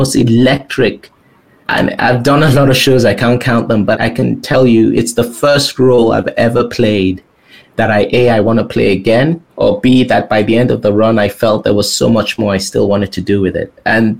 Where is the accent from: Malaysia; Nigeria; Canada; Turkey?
Nigeria; also born or lived in England; now in United States; I come from Nigeria, and then you go from Nigeria to England with its weird thing, but I'm sort of in this elite place in England.